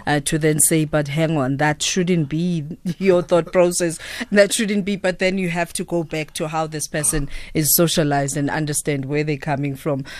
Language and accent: English; South Africa; as South Africans